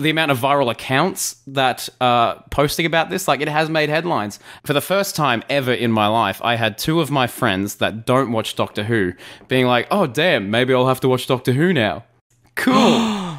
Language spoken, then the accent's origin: English; Australia; as an Aussie